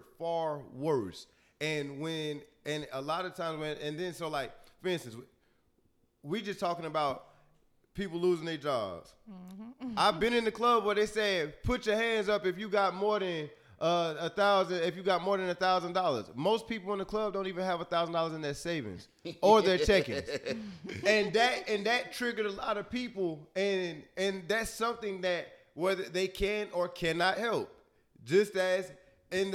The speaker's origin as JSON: {"language": "English", "region": "Florida", "country": "United States", "said": "I'm from Florida"}